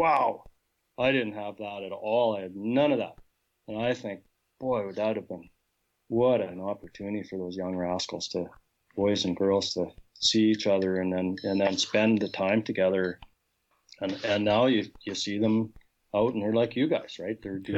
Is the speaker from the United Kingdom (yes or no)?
no; Portage, United States; growing up in Portage, even I had no buddies that hunted